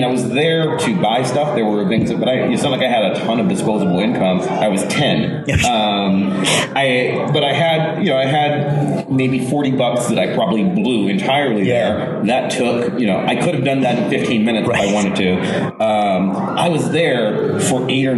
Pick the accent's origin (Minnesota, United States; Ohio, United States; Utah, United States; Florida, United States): Ohio, United States; Lorain; I grew up outside of Cleveland, a town called Lorain, Ohio